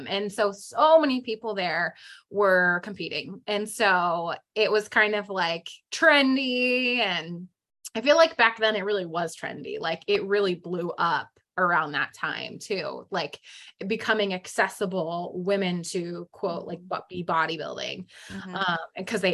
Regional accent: San Jose, California, United States; moved away as an adult; now in Arizona, United States; I was living in the Bay Area, San Jose, California. And that's where I'm from, born and raised there my whole life.

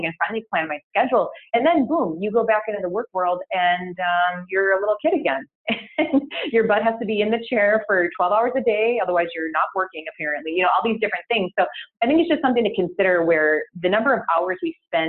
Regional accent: United States

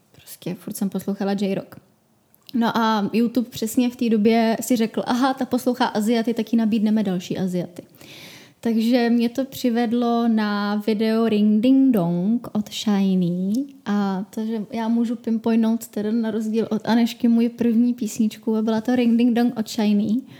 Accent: Czechia; u nás v Čechách

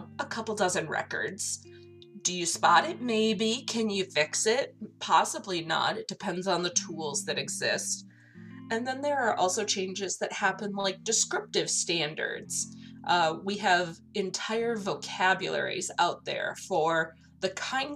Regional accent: Minnesota, United States; I'm from Minnesota

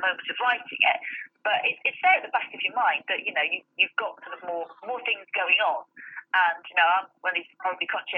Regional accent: Nottingham, East Midlands, United Kingdom; moved away as an adult; also born or lived in Salisbury, Wiltshire / Manchester; now in South of England; I was born in Salisbury and Wiltshire, and then we moved to Nottingham when I was 7. And then, aside from a short period where I lived in Manchester for a few years, I've lived in Nottingham pretty much all of my life

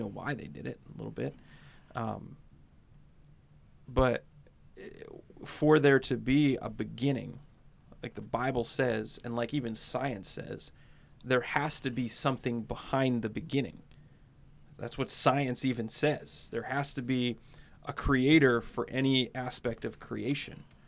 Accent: United States; I grew up in America

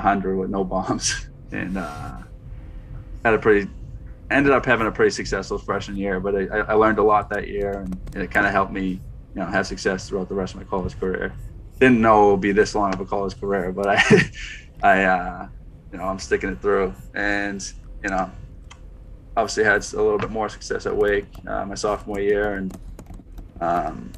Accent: Northeast, United States; We're from the Northeast

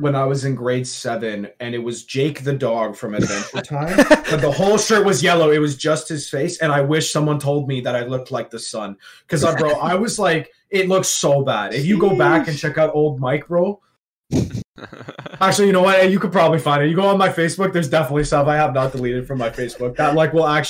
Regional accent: Toronto, Ontario, Canada; I grew up in Ontario, the Toronto, I have the Toronto, like, I don't speak like a Toronto man, so I just talk like a normal Canadian guy, right?

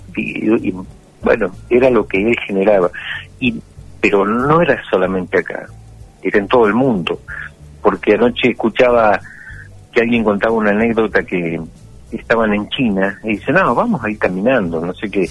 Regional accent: Argentina; somos argentinos

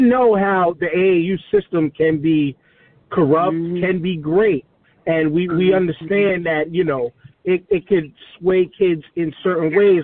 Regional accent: New York City, New York, United States; I'm from Staten Island. I'm living I live in Staten Island

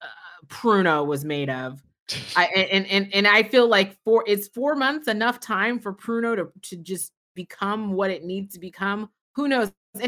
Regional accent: San Francisco, California, United States; I grew up in San Francisco

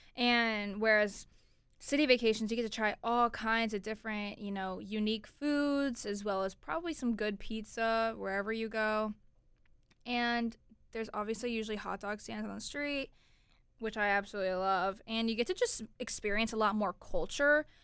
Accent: Orlando, Florida, United States; I'm originally from Orlando, Florida.

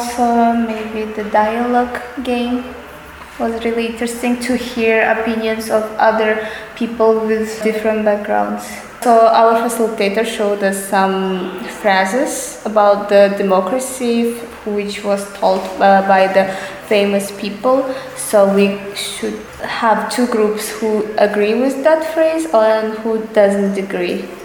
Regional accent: Kazakhstan; now in Rome, Italy; I'm from originally from Kazakhstan, but I study in Rome.

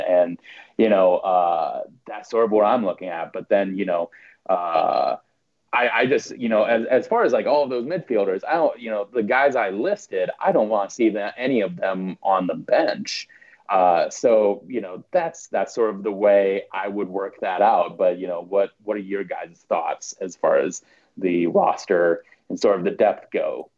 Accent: South Dakota, United States; moved away; also born or lived in Washington, District of Columbia, United States; I was born and raised in South Dakota uh, lived in DC for about 10 years

